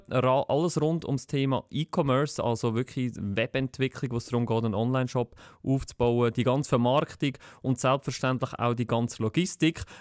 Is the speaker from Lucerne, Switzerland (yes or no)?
yes; Lucerne, Switzerland; Ich komme aus Luzern. Ich habe auch in Luzern studiert